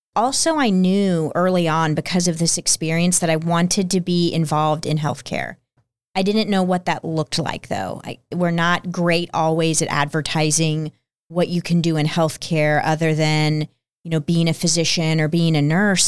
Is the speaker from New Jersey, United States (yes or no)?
no; Plano, Texas, United States; also born or lived in Peoria, Illinois; I was two when we moved to the Dallas area to Plano, Texas. And I was raised there